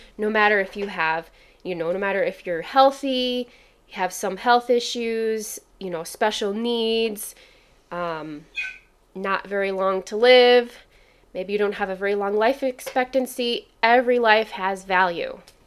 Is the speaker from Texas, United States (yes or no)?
no; Kalamazoo, Michigan, United States; Growing up in Kalamazoo